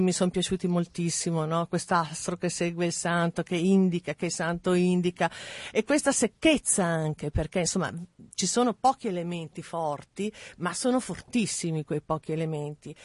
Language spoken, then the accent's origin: Italian; Mantua, Lombardy, Italy; also born or lived in Milan; sono nata a Mantova, ho cominciato con delle piccole mostre, diciamo, nei dintorni